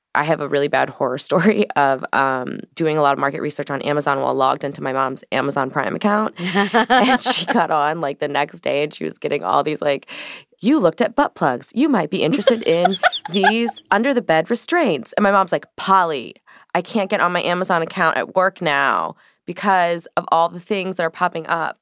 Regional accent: St. Louis, Missouri, United States; I come from Saint Louis, Missouri, so I grew up in an environment

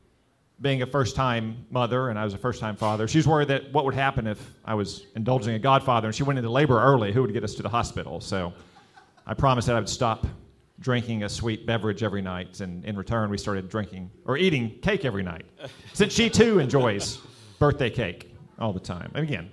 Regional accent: the South, United States; But since I'm from the South, it has to be bourbon.

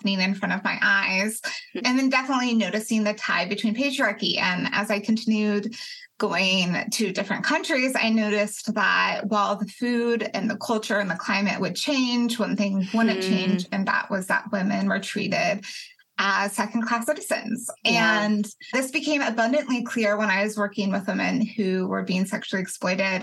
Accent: Colorado, United States; now in Athens, United States; I'm originally from Colorado. I live in Athens, Georgia.

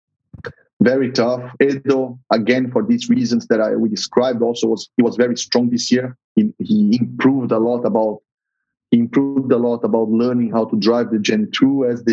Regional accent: São Paulo, Brazil; I'm from São Paulo. I was born and raised there, so I'll be very happy to have the race in my hometown

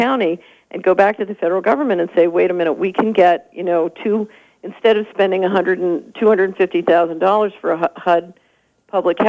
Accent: Tennessee, United States; I'm from Tennessee

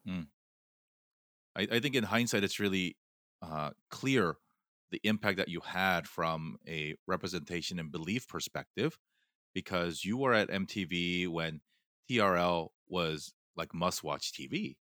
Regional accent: Fullerton, California, United States; first language Korean; English is a second language; also born or lived in South Korea; we moved from Korea to Fullerton when I was eight

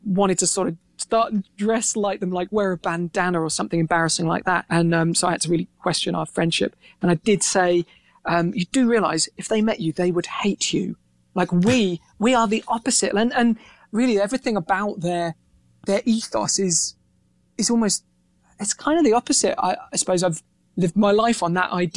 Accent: Reading, South East England, United Kingdom; growing up in Reading, which is, you know, just, I guess it's like the equivalent of a flyover state over there.

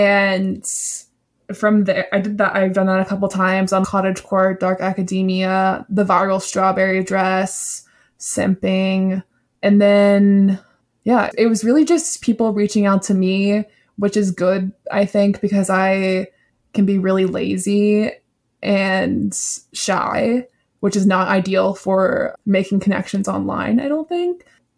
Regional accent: the South, United States; I'm from the South and I just don't know how to really talk fast.

